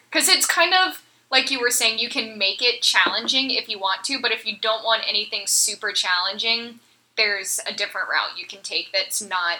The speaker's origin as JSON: {"language": "English", "town": "Atlanta", "region": "Georgia", "country": "United States", "tie": "born or raised there", "also_born_or_lived": "North Carolina / Philadelphia", "said": "I'm originally from North Carolina, grew up in Atlanta, moved back and forth between Atlanta and Philly a bunch, and then went to college in Virginia, grad school back in North Carolina"}